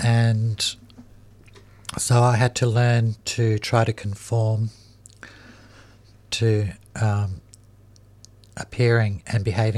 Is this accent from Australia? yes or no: yes; Melbourne, Victoria, Australia; I grew up in Fitzroy Housing Commission.